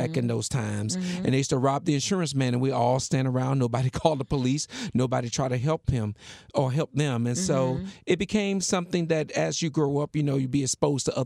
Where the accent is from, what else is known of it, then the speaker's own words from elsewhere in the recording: Miami, Florida, United States; I was born and raised in Miami, actually. I grew up in Scott Projects